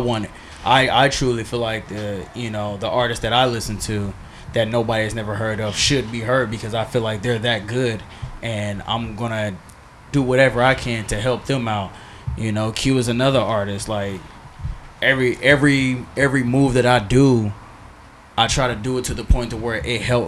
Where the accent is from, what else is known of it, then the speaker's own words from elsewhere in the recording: Indiana, United States; now in San Diego, United States; me and Walter are from Indiana